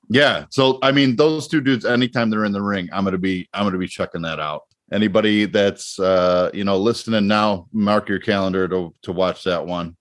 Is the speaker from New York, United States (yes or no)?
no; Chicago, Illinois, United States; I grew up in Chicago